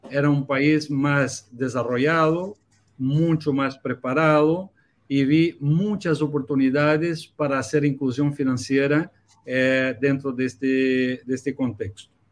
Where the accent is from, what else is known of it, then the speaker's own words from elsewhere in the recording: Brazil; Spanish is a second language; now in Chile; Mira, yo, yo vengo de Brasil, soy un brasileño que vivo en Chile a 11 años ya